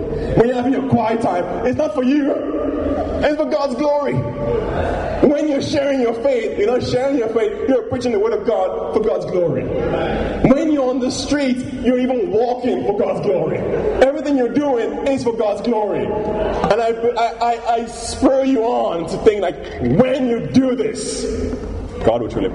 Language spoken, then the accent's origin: English; Nigeria; growing up in Nigeria